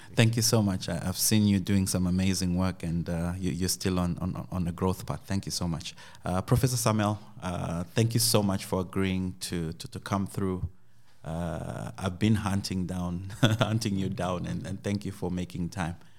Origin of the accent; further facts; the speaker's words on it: Zimbabwe; moved away; also born or lived in Uganda; I come from Zimbabwe